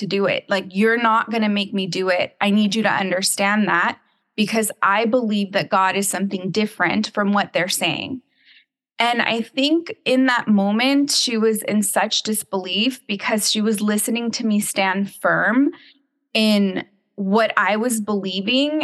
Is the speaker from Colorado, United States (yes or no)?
no; San Juan Capistrano, California, United States; moved away; also born or lived in Dallas, Texas; So I am from California. I grew up in the San Juan Capistrano area.